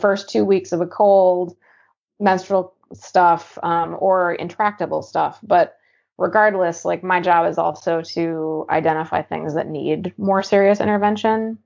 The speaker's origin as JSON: {"language": "English", "region": "Eastern Washington", "country": "United States", "tie": "born or raised there", "moved": "yes", "lives_now": "Portland, United States", "said": "growing up in Eastern Washington, super unfriendly"}